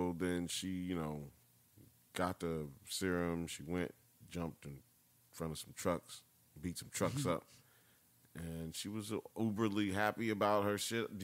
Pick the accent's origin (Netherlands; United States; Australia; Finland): United States; I'm American, man.